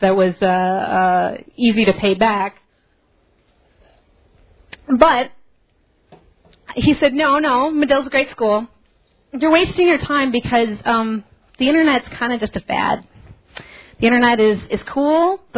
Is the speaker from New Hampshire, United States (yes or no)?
no; Burbank, Illinois, United States; I actually am from the South Suburbs. I grew up in Burbank and went to Revis.